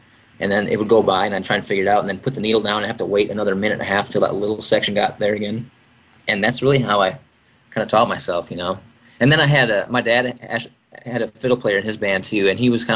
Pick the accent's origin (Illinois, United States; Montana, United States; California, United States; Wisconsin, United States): Wisconsin, United States; I grew up in Wisconsin